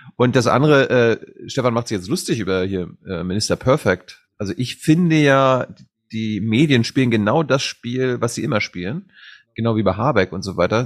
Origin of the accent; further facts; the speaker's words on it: Leuschentin, Mecklenburg-Vorpommern, Germany; now in Berlin, Germany; in meinem Heimatdorf in Leuschentin, wo 150 Leute leben